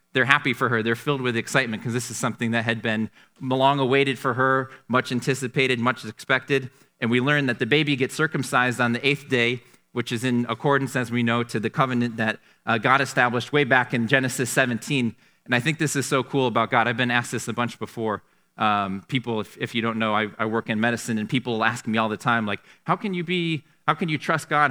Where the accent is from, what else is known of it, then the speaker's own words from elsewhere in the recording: Canandaigua, New York, United States; Growing up in Canandaigua